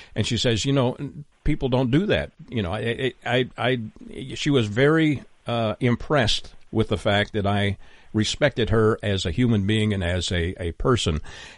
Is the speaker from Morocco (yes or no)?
no; Canada; my cultural background. I'm Canadian, so we are, you know, notoriously known for being polite, even if we're not.